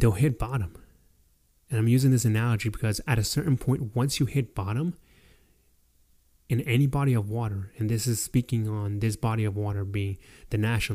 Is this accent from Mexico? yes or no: yes; Mexico; now in United States; giving up my nationality as a Mexican to be able to attain my nationality as an American citizen